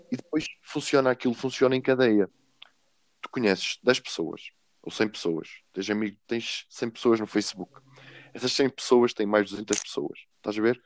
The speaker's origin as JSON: {"language": "Portuguese", "town": "Sabrosa", "region": "Vila Real District", "country": "Portugal", "moved": "as an adult", "lives_now": "Coimbra, Portugal", "said": "eu venho de Sabrosa, é uma pequena vila em Vila Real, e estou a estudar Engenharia Informática em Coimbra"}